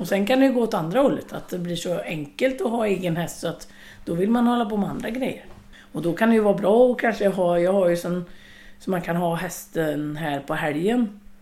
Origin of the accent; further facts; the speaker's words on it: Långed, Västra Götaland, Sweden; i Långed där mamma och pappa bodde, eller där jag växte upp